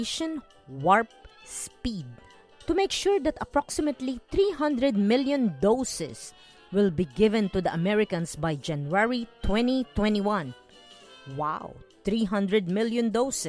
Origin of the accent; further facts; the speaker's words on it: Philippines; I grew up learning in the Philippines from my elementary and high school teachers